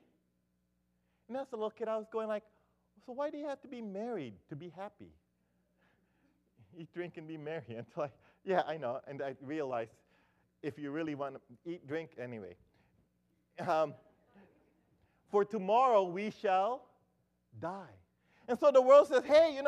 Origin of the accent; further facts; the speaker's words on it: Philippines; as a Filipino